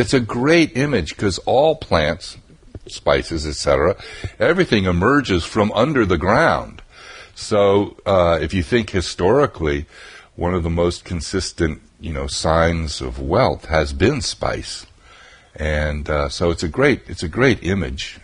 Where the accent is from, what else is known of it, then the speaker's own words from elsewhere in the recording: New England, United States; also born or lived in Vermont; I grew up in New England